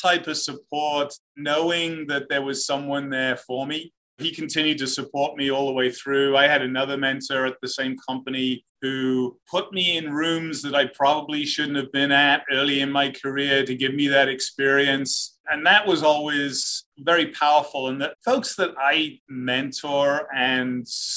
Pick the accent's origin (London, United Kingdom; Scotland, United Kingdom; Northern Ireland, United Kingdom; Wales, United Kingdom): Wales, United Kingdom; Cardiff; moved away as an adult; now in United States; I grew up in the UK, the capital of Wales, Cardiff.